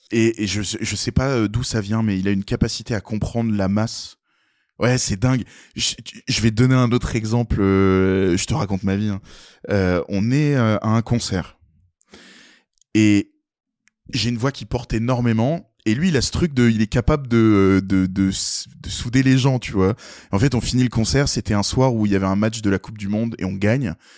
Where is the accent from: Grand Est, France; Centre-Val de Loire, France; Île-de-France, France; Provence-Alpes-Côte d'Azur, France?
Grand Est, France; Nancy area; on vient de Nancy, euh, même on a grandi euh, tous les quatre dans des pauvres patelins, des petits villages.